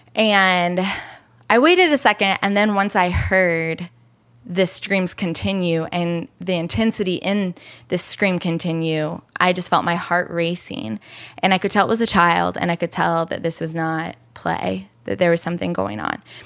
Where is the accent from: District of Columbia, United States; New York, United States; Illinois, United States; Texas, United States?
Illinois, United States; now in Chicago, United States; I'm from Illinois